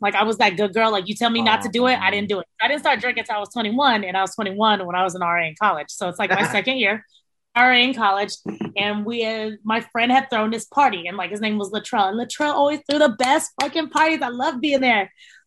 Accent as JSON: {"language": "English", "town": "San Antonio", "region": "Texas", "country": "United States", "said": "we're from San Antonio."}